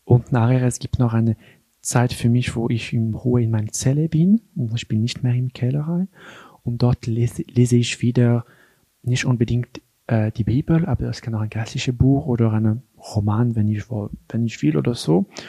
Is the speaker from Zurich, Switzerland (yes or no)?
no; Geneva, Switzerland; German is a second language; moved away as an adult; now in Einsiedeln, Switzerland; ich bin äh, in Genf geboren und aufgewachsen in eine ganz normale Familie